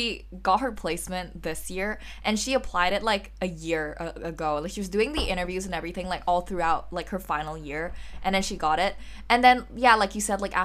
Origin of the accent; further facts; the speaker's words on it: Hong Kong; moved away as an adult; now in London, United Kingdom; I'm a third-year student studying at the Bartlett School of Architecture in London, originally from Hong Kong